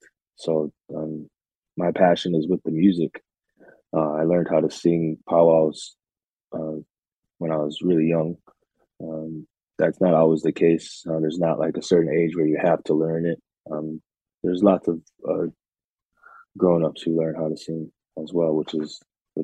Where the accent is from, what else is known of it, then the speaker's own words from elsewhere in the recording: Minneapolis, Minnesota, United States; moved away as an adult; also born or lived in Red Lake Reservation, Minnesota; now in Oneida Reservation near Green Bay, United States; I'm from Minneapolis, Minnesota, but I currently reside just outside of Green